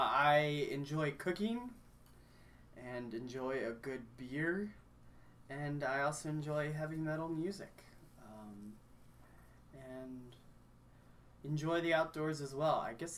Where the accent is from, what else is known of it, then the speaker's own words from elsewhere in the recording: Kenya; also born or lived in Cincinnati, United States / Grayson, United States; now in United States; Well, I grew up in Kenya and was not born there. Was actually born in the good old state of Ohio.